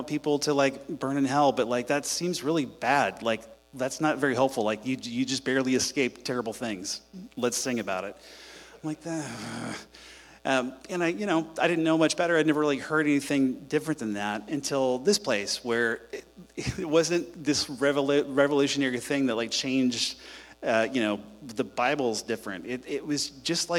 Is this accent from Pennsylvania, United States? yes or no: no; Houston, Texas, United States; I'm from Houston. I grew up here